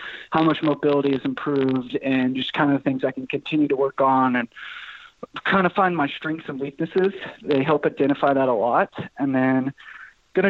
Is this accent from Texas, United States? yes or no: yes; Amarillo, Texas, United States; Amarillo, which is my hometown